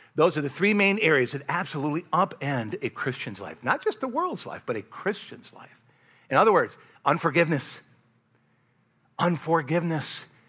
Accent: United States; I love being an American

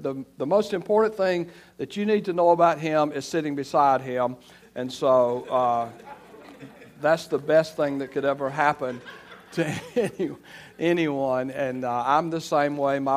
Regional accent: Elba, Alabama, United States; moved away as an adult; also born or lived in Florida; I'm from Elba, Alabama, and I grew up in Alabama

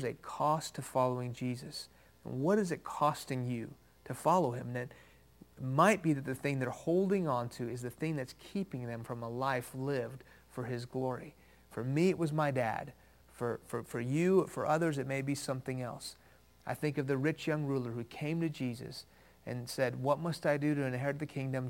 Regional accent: Houston, Texas, United States; first language Farsi; English is a second language; also born or lived in Iran; I was born in Houston. When I was 2 years old, my family moved to Iran, where my parents are from. When I was 6 years old, the Islamic Revolution of the late 70s hit that country. We moved back to Houston

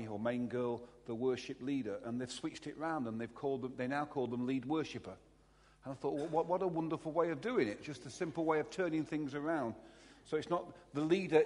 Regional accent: Derby, East Midlands, United Kingdom; I'm a Derby boy. I was born in Derby almost

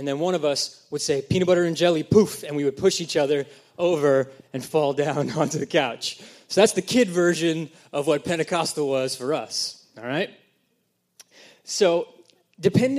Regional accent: New Bedford, Massachusetts, United States; moved away; I'm from New Bedford, Massachusetts, and filled with only Portuguese people

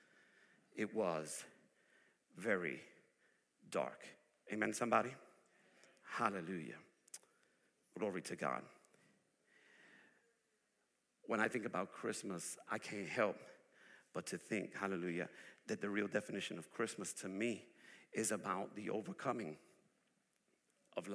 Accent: New York, United States; moved away; I'm originally from New York. I'm a city boy. I come from the place where people don't sleep.

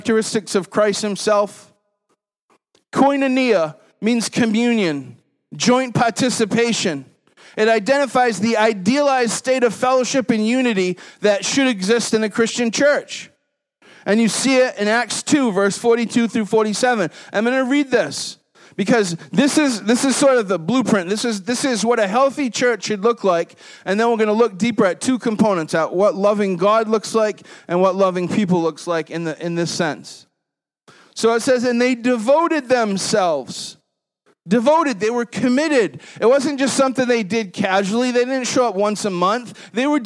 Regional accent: New England, United States; Growing up in New England

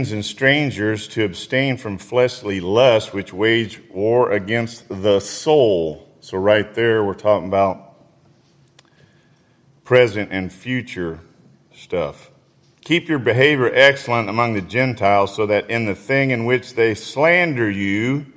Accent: Indiana, United States; when I was growing up in Indiana

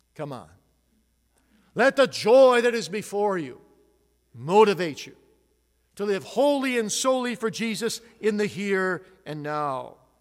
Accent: Grand Rapids, Michigan, United States; I'm from Grand Rapids

